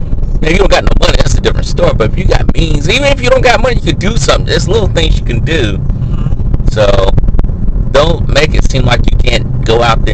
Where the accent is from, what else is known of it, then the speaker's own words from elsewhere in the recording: the South, United States; moved away; I'm from the South